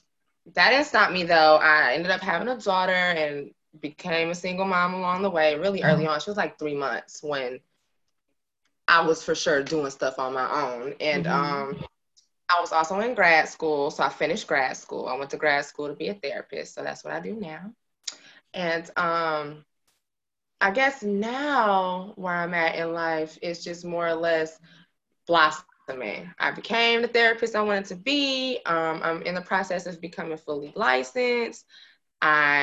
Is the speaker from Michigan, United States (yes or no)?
yes; Flint, Michigan, United States; also born or lived in Detroit; I was born and raised in Flint. That's my hometown.